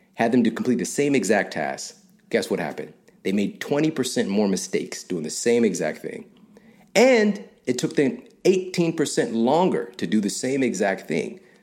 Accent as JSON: {"language": "English", "town": "St. Louis", "region": "Missouri", "country": "United States", "said": "I'm from Saint Louis"}